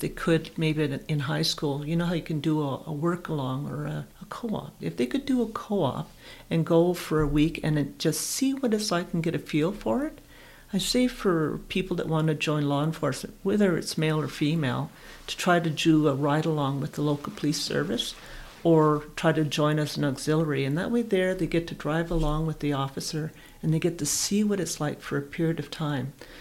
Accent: New Brunswick, Canada; moved away as an adult; also born or lived in Ontario; I'm originally from New Brunswick, so I got posted in Ontario

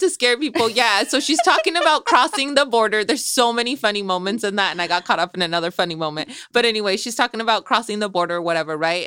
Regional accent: Salinas, California, United States; also born or lived in Michoacán, Mexico; we're here where we grew up in Salinas

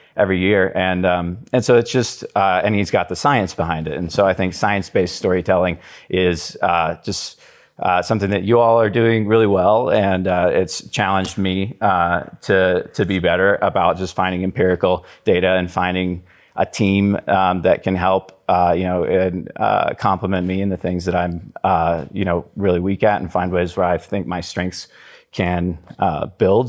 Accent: Wichita, Kansas, United States; I grew up in Wichita, Kansas, and that's where I live right now

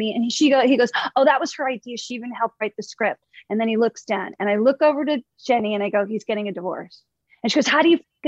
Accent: Short Hills, New Jersey, United States; Somebody I grew up with in Short Hills

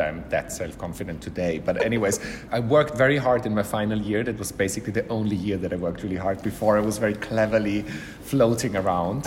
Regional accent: Vienna, Austria; moved away as an adult; also born or lived in London, United Kingdom; now in Milan, Italy; growing up in Vienna

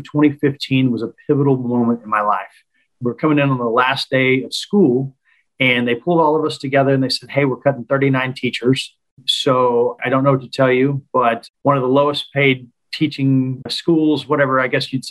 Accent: Tulsa, Oklahoma, United States; I've been born and raised in Tulsa, Oklahoma

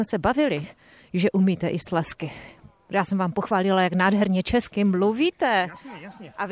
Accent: Brno, South Moravian Region, Czechia; a jsem z Brna.

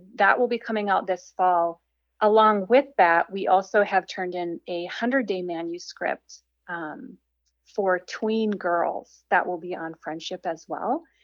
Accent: Minnesota, United States; I'm from Minnesota, and so I grew up in a small town that was basically everyone looked like me

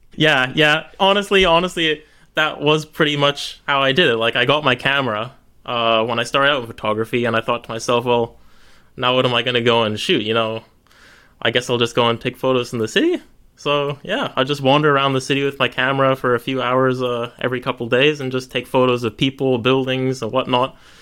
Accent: Canada; moved away; I'm originally Canadian, so I was on a holiday back to Canada to see family

